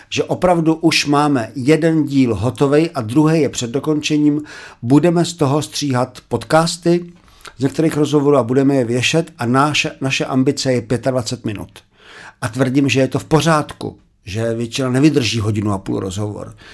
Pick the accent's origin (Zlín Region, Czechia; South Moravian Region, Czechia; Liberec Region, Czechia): Zlín Region, Czechia; Já jsem Valaška